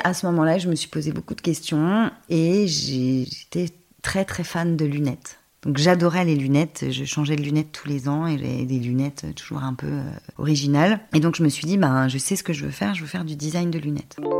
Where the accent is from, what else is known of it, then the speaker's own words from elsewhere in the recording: near Dijon, Bourgogne-Franche-Comté, France; J'ai passé toute mon enfance à ruffet les échirés c'est un petit village à côté de Dijon.